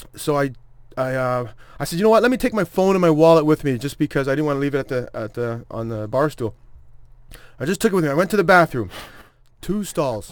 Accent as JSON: {"language": "English", "town": "Toronto", "region": "Ontario", "country": "Canada", "said": "I am from Toronto"}